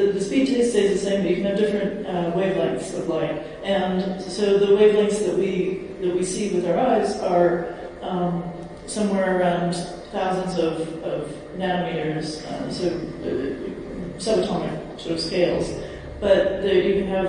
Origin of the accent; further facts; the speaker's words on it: United States; I'm from America